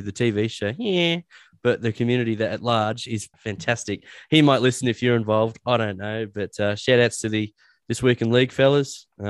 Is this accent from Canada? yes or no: no; Dubbo, New South Wales, Australia; I was from Dubbo